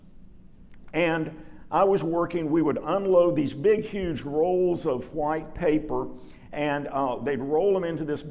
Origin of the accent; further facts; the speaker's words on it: Dallas, Texas, United States; I was raised in Lockwood, you know, North Dallas, white kid